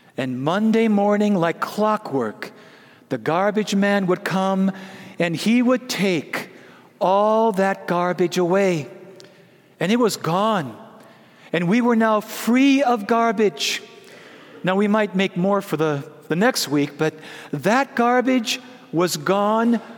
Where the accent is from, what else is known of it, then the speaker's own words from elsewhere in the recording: Prescott, Wisconsin, United States; When I was a little boy, growing up in Prescott, Wisconsin, the land flowing with milk and butter.